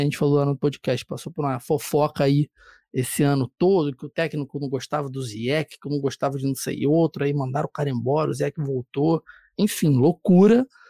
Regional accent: Rio de Janeiro, Brazil; also born or lived in São Paulo; eu sou do Rio

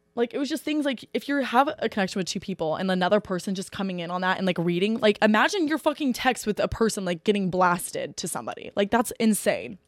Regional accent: Eaton, Ohio, United States; I literally live thirty minutes north of Oxford in a town called Eaton

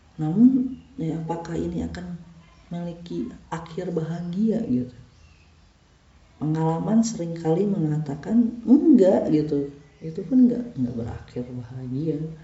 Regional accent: Bandung, West Java, Indonesia; kita tuh orang Bandung

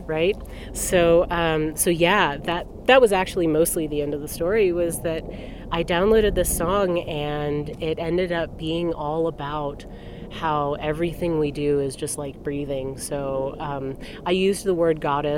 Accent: Texas, United States; I am from Texas

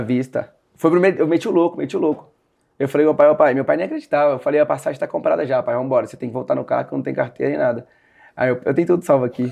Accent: Sete Lagoas, Minas Gerais, Brazil; now in Marília, Brazil; eu sou de Sete Lagoas, Minas Gerais. Hoje eu moro em São Paulo

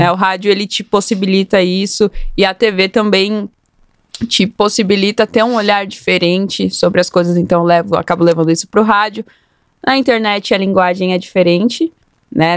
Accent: Osasco, São Paulo, Brazil; Eu venho de periferia, eu sou da zona norte de Osasco

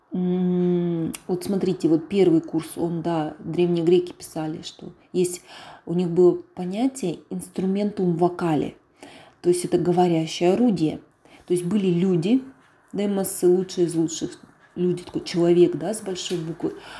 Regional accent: Bely Yar, Russia; откуда я родом, с Белого Яра. То есть это вот рядом с Амаканом.

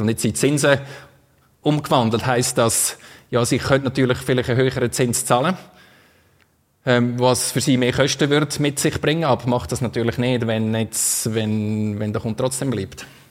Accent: Switzerland; Wir haben einfach den Franken, das ist unser Geld da in der Schweiz

